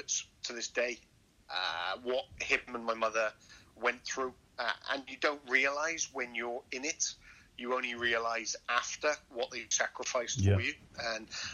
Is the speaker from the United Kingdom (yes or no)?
yes; Llandrindod Wells, Wales, United Kingdom; born or raised there